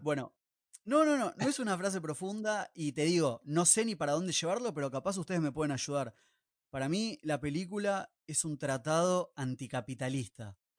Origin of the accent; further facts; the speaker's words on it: Buenos Aires, Argentina; nosotros como ciudadanos de Buenos Aires o porteños